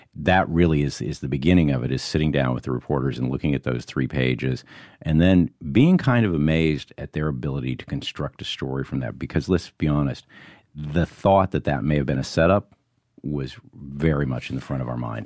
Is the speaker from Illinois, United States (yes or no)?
yes; Monticello, Illinois, United States; the streets of Monticello, Illinois. Parents were conservative, veterans. And when you're growing up in Illinois in the nineteen sixties